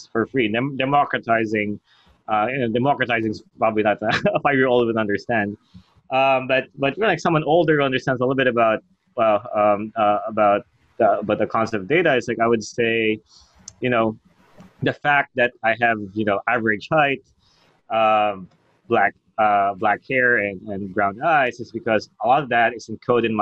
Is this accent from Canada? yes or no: no; Australia; moved away; I'm from Australia